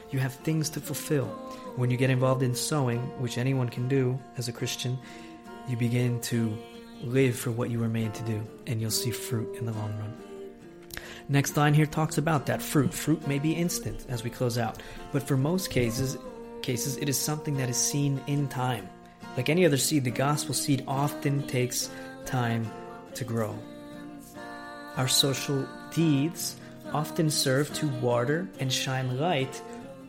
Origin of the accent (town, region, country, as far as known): United States; now in Italy